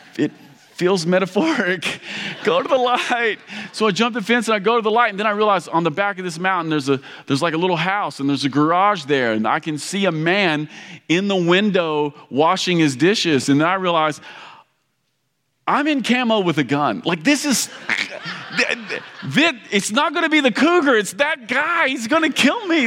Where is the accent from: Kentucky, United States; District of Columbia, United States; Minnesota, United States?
Kentucky, United States; moved away; I grew up in Kentucky. This sounds like home